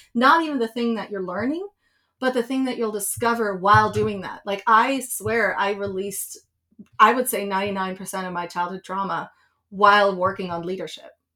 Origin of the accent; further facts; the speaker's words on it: Switzerland; moved away; I grew up in Switzerland